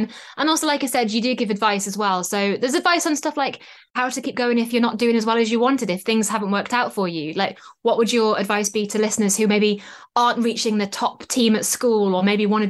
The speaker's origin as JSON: {"language": "English", "region": "North East England", "country": "United Kingdom", "said": "I'm from the Northeast"}